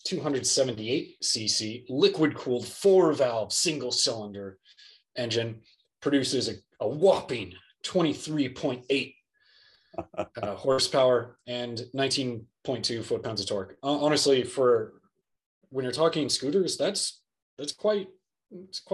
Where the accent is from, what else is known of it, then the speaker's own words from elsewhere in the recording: Southern California, United States; I grew up in Southern California